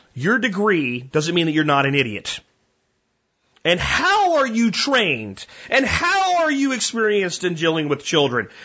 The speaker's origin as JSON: {"language": "English", "region": "Pennsylvania", "country": "United States", "tie": "born or raised there", "moved": "yes", "said": "Growing up in Pennsylvania"}